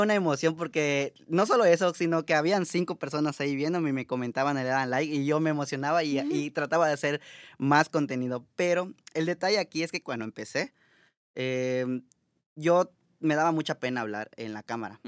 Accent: Mérida, Yucatán, Mexico; moved away as an adult; now in Montreal, Canada; Yo soy de Mérida, Yucatán, México.

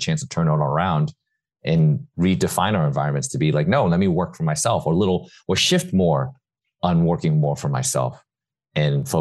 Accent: New York City, New York, United States; I hadn't even left New York City ever. I was born and raised in New York

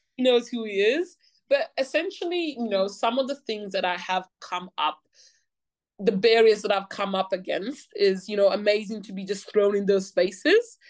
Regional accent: Australia; growing up in Australia

